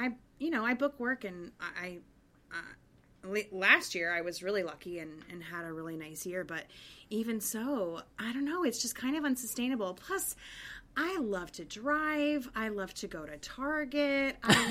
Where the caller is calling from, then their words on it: Evanston, Illinois, United States; I'm actually in my parents' house in Evanston, Illinois, outside of Chicago